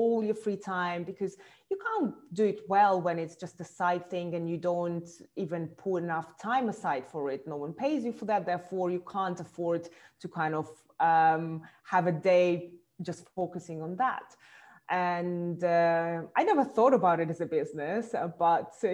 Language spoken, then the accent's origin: English; Russia; moved away as an adult; also born or lived in Moscow; now in London, United Kingdom; I was born in Russia, and eventually I moved about 13 years, I moved to London.